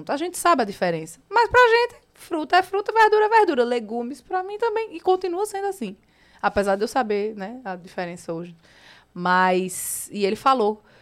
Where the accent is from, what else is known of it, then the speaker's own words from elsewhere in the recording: Northeast Region, Brazil; accent: nordestino; Meu sotaque é nordestinamente lindo.